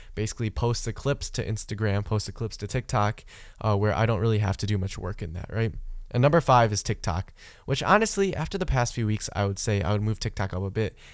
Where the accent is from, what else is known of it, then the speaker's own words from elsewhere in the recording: Michigan, United States; I grew up in Michigan, right? That is my home state. That's where I spent most of my life.